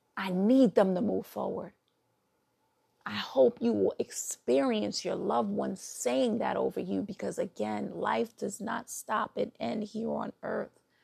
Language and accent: English; New York City, New York, United States; accent: New York; I'm from New York, originally from Brooklyn.